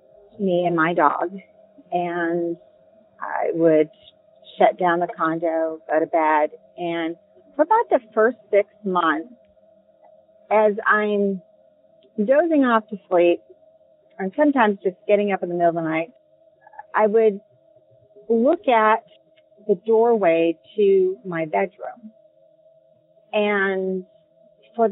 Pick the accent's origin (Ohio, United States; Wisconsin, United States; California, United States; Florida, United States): California, United States; Southern; I come from Southern California, born and raised